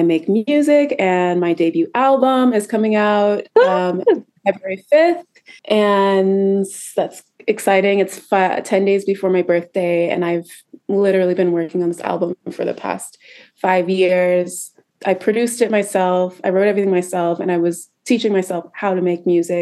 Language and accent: English; Seattle, Washington, United States; moved away as an adult; also born or lived in New York; I am originally from Seattle, Washington. That's where I grew up